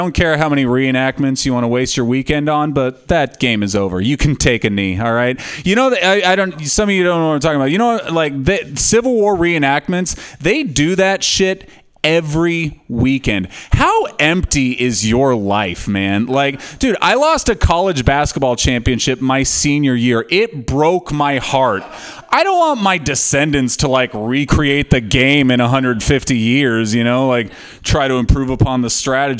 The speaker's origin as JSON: {"language": "English", "region": "California", "country": "United States", "said": "\"Yeah, I'm from California.\""}